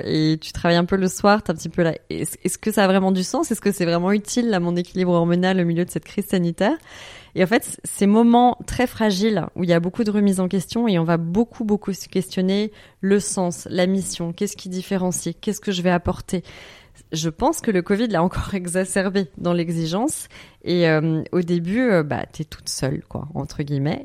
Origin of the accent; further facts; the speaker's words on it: Paris, Île-de-France, France; moved away as an adult; je suis parisienne pure souche de base